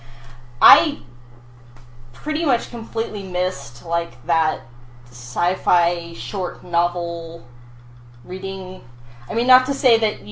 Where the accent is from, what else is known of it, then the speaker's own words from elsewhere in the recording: West County, Sonoma County, California, United States; also born or lived in Colorado; I lived so far out in West County, you know, it was like, okay, you could take the bus into town to go to the library in Santa Rosa